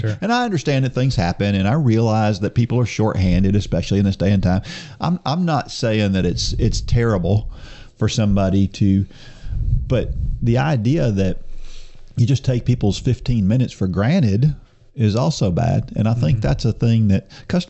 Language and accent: English; New Jersey, United States; now in the South, United States; I was born in New Jersey